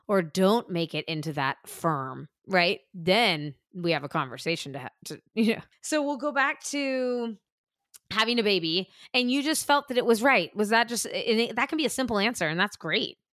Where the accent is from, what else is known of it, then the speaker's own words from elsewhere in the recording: California, United States; moved away as an adult; also born or lived in New York; growing up in California and then spending fifteen years in New York